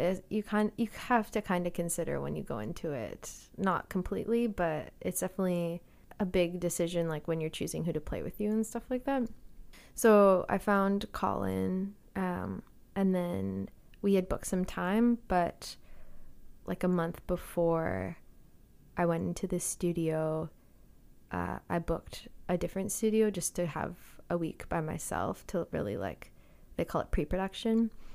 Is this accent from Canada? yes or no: yes; Calgary, Alberta, Canada; moved away as an adult; also born or lived in Boston; now in Victoria, Canada; Yeah, so I grew up in Calgary